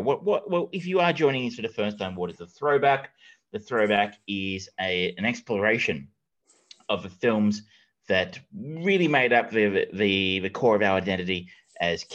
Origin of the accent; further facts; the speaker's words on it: Geelong, Victoria, Australia; I am from Geelong